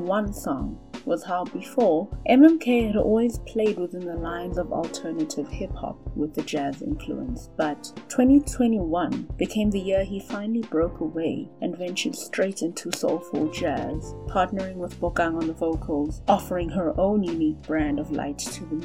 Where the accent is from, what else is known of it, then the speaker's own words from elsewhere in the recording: Johannesburg, Gauteng, South Africa; I'm from Joburg